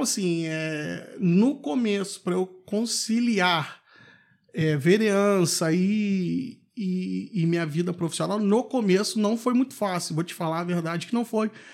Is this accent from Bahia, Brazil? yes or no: no; Valença, Rio de Janeiro, Brazil; also born or lived in Vassouras / Petrópolis; eu sou morador de Barão de Juparanã, nascido e criado